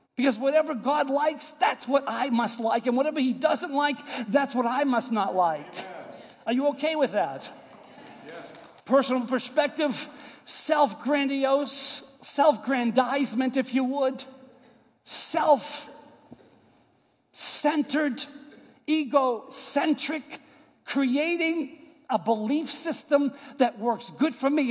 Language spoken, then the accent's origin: English; United States; moved away; I, am from New York and Boston area